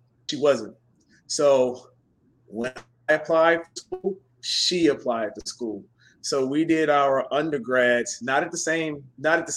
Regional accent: Chattanooga, Tennessee, United States; born or raised there; accent: Southern drawl; moved away as an adult

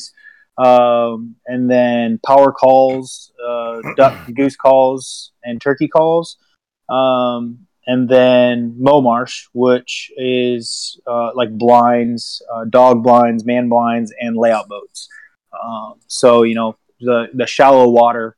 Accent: Washington, United States; also born or lived in Michigan; now in Paducah, United States; I grew up in Washington State and moved to Michigan.

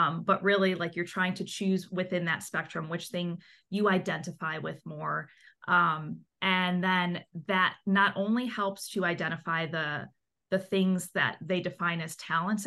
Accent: Chicago, Illinois, United States; I'm from Chicago, so I work in the Midwest region

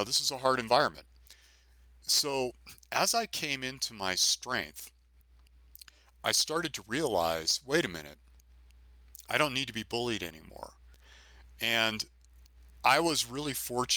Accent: San Francisco, California, United States; I grew up in San Francisco

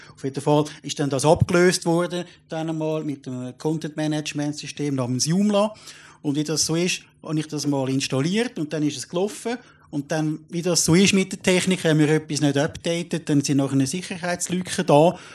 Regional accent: Switzerland; ich jetzt als Schweizer

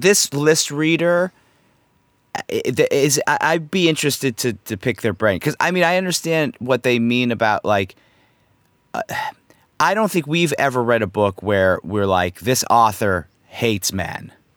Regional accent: United States; as an American, myself, a true American as myself

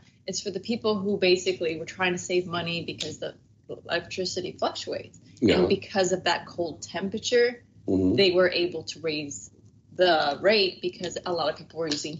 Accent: New York, United States; Not coming from you. I'm from New York, so.

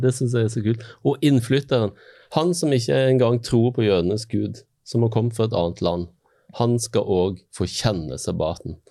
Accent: Western Norway, Norway; jeg har vokst opp på Vestlandet

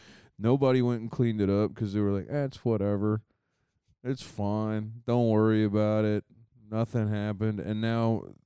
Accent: Ohio, United States; I'm from Ohio, dude.

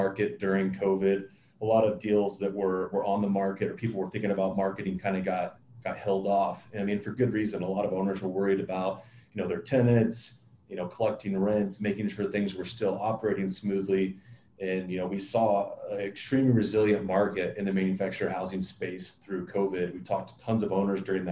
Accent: Illinois, United States; moved away as an adult; now in Arizona, United States; I grew up in Illinois, went to school there

